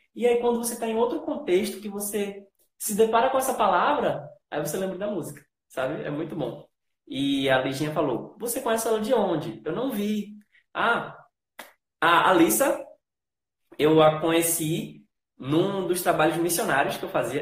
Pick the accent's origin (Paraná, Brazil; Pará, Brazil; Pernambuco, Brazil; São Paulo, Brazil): Pernambuco, Brazil; Recife; eu não só sou brasileiro, eu sou nordestino. Eu sou aqui do Recife